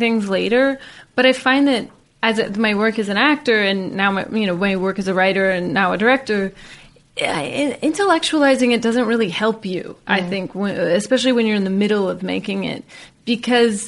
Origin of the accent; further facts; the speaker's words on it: Sacramento, California, United States; in Sacramento because that's my hometown